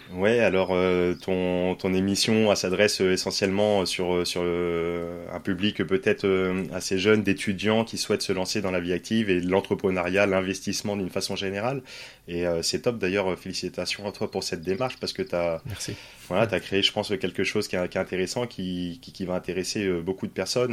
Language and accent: French; Poitiers, Nouvelle-Aquitaine, France; moved away as an adult; also born or lived in Paris / Nord; moi je suis originaire de Poitiers